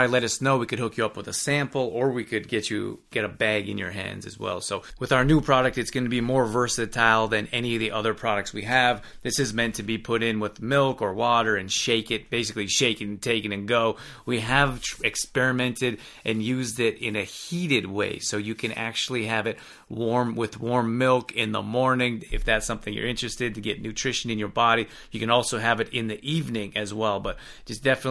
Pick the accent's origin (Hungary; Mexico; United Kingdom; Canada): Canada; now in South Bay, Los Angeles, United States; I'm originally from Canada